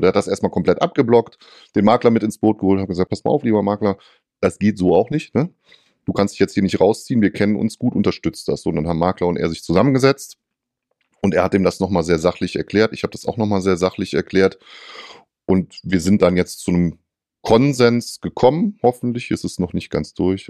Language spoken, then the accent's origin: German; North Rhine-Westphalia, Germany; bei uns in Nordrhein-Westfalen